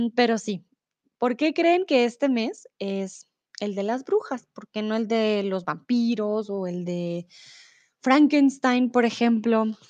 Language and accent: Spanish; Colombia; now in Germany; soy de Colombia, vivo comúnmente en Alemania, pero ahora estoy en el lindo y soleado México.